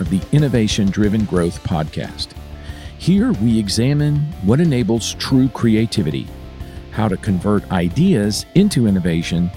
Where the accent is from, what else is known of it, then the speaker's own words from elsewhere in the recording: West Palm Beach, Florida, United States; moved away as an adult; also born or lived in Hahira, Georgia; I grew up in West Palm Beach, Florida, so I did not grow up around agriculture.